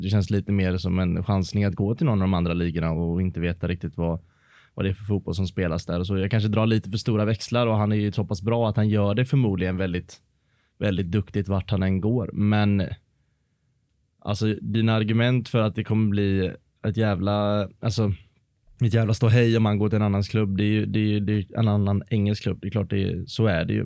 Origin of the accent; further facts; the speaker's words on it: Varberg, Halland County, Sweden; now in Gothenburg, Sweden; hemma i Varberg